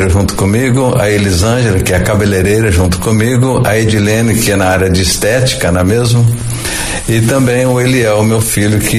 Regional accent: Araçatuba, São Paulo, Brazil; born there; Eu nasci na cidade de Aracatuba, né, estado de São Paulo. Depois a gente veio vindo na Noroeste, Aracatuba, Valparaíso, Três Lagoas, Andradina.

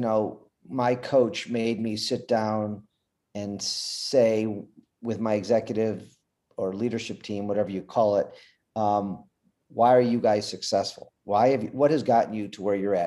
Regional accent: Detroit, Michigan, United States; I'm from Detroit, Michigan.

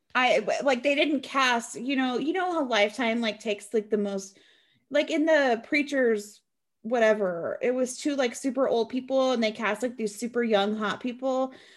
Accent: Washington, United States; I'm from Washington

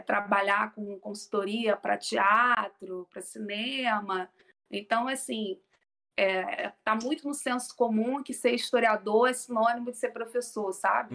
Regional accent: Rio de Janeiro, Brazil; accent: carioca; eu sou carioca, né? Acho que o sotaque já está deixando bem claro

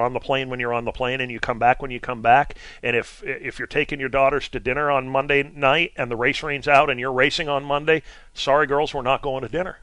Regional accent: Vermont, United States; I'm I'm from Vermont

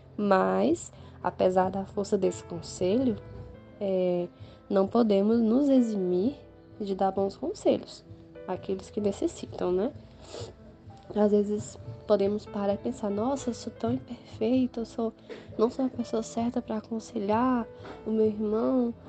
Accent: Ouricuri, Pernambuco, Brazil; sou aqui de Ouricuri, no sertão pernambucano

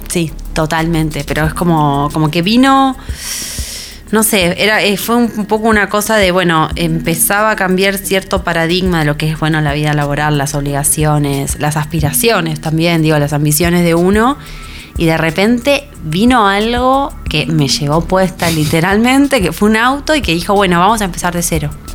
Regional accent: Buenos Aires, Argentina; caminé por Belgrano como había caminado por Belgrano miles de veces durante los 26 años que viví ahí

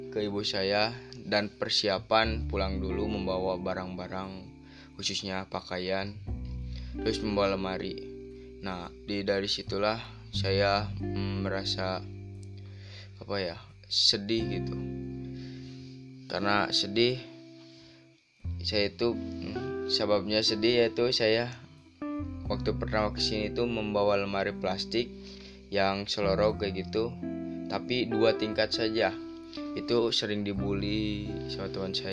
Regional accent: Banjarsari, Indonesia; Saya santri di sini sudah hampir tiga tahunan lah ada terus saya itu asal dari Banjarsari

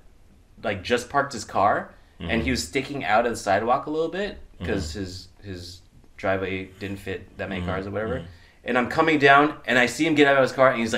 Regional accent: United States; I was born in America

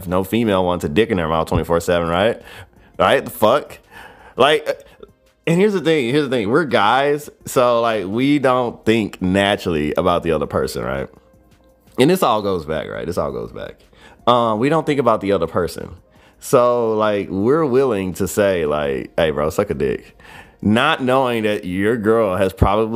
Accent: United States; I am American to the fucking T

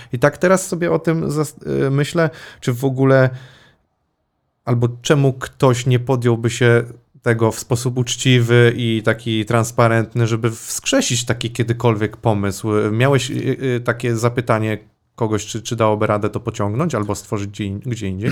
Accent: Łódź Voivodeship, Poland; ja też pochodzę gdzieś tam spod Łodzi

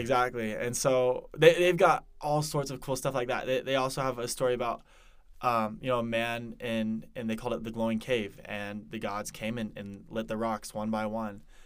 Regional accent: Denver, Colorado, United States; moved away as an adult; also born or lived in Parker, Colorado; now in Provo, United States; originally I'm from Denver, Colorado

